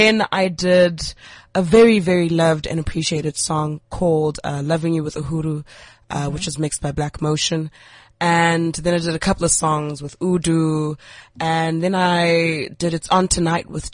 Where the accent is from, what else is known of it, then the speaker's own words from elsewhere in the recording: Port Elizabeth, Eastern Cape, South Africa; moved away as an adult; also born or lived in Grahamstown; now in Johannesburg, South Africa; I'm a girl from the Eastern Cape, eBhayi.